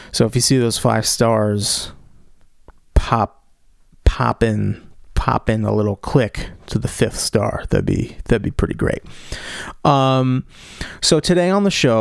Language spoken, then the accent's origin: English; Cambridge, Massachusetts, United States; my hometown of Boston, or I guess technically Cambridge